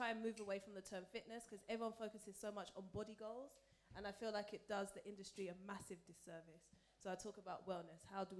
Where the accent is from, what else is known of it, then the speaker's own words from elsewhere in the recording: Nigeria; I'm Nigerian.